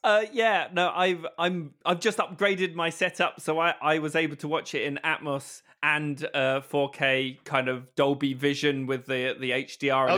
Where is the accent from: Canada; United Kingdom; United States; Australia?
United Kingdom; I am British